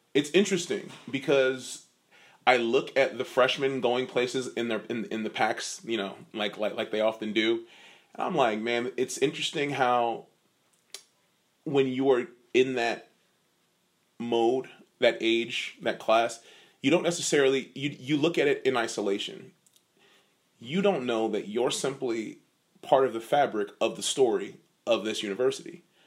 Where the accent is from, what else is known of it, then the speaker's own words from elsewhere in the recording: Virginia Beach, Virginia, United States; I'm from Virginia Beach